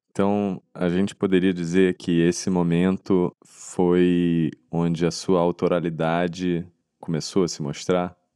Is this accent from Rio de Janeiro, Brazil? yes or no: yes; Rio de Janeiro, Brazil; eu sou carioca também